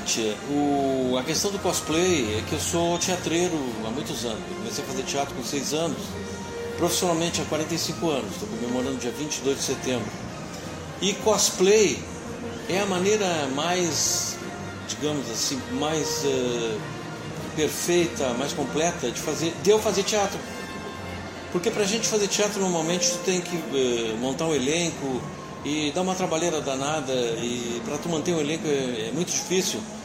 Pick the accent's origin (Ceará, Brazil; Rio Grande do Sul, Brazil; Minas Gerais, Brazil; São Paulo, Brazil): Rio Grande do Sul, Brazil; Rio Grande; sou de Rio Grande